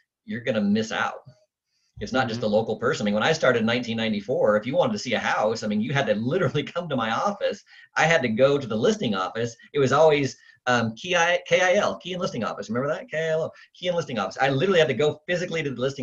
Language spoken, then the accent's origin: English; Eugene, Oregon, United States; also born or lived in Bend, Oregon / Portland, Oregon / Idaho; I grew up in Eugene